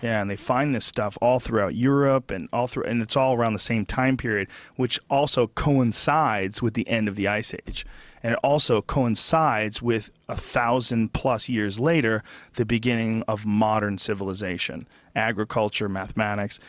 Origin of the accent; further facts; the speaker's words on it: Massachusetts, United States; When I was a little kid growing up in Massachusetts